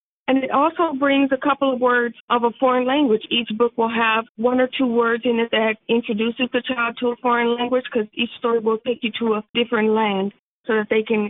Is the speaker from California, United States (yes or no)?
yes; Sacramento, California, United States; I even had one or two small art shows locally here in my hometown, Sacramento.